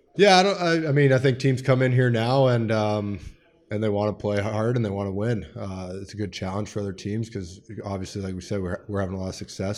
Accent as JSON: {"language": "English", "town": "Edmonton", "region": "Alberta", "country": "Canada", "tie": "born or raised there", "moved": "yes", "said": "made my way through the minor hockey system there in Edmonton"}